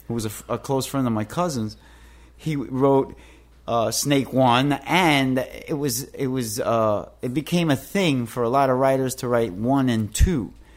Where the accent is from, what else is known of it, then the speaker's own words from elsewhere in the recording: New York City, New York, United States; I grew up in Jacob B's houses